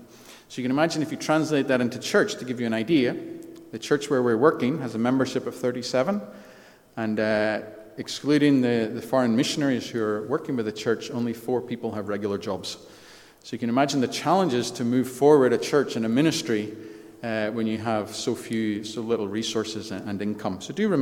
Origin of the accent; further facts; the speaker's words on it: Antrim, Northern Ireland, United Kingdom; also born or lived in Belfast / Scotland; I was born in Belfast, so I am from here. I grew up in Antrim. My father was pastor of Antrim Baptist back in the 70s and 80s. We then moved to Scotland.